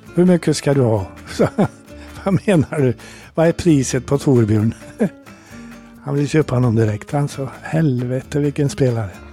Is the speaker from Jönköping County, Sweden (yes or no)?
no; Degerfors, Örebro County, Sweden; moved away; jag kommer från Degerfors